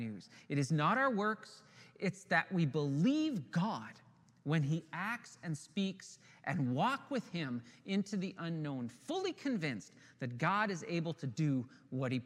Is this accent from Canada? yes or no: yes; Ontario, Canada; we're from Ontario